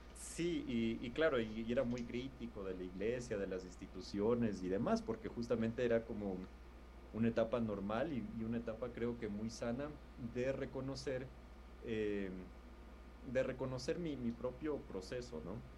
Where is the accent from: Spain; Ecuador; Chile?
Ecuador; Quito, Pichincha; moved away as an adult; also born or lived in Lima, Peru; now in Bogotá, Colombia; soy de Quito, Ecuador